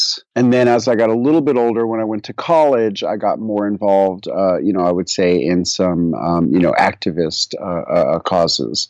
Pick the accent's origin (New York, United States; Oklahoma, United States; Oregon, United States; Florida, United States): New York, United States; New York City; moved away as an adult; also born or lived in Middle Tennessee; now in Tennessee, United States; I migrated down here 25 years ago from New York City, where I grew up.